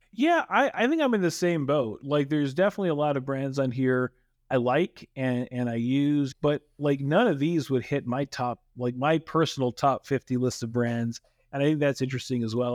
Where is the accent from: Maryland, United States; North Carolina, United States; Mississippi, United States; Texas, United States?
Texas, United States; I grew up in Texas, and I remember the existence of Pizza Inn